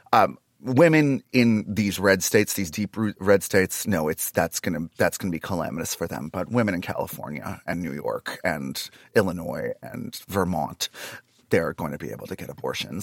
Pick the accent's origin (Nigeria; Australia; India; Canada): Canada; now in Los Angeles, United States; I'm Canadian, so I'm not dying in this country. I still have a Canadian bank account.